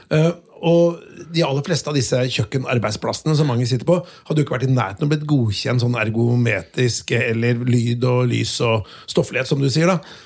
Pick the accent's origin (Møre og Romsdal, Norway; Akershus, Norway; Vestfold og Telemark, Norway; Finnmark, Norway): Vestfold og Telemark, Norway; Notodden; jeg er fra Notodden